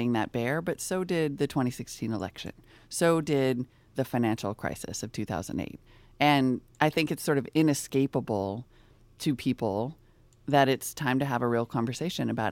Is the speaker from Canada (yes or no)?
no; United States; moved away as an adult; also born or lived in Montana / North Dakota; now in Bay Area, California, United States; I grew up in Montana and North Dakota